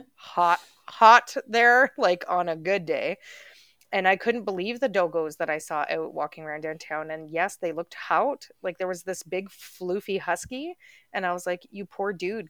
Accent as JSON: {"language": "English", "country": "Canada", "said": "we're Canadian up here"}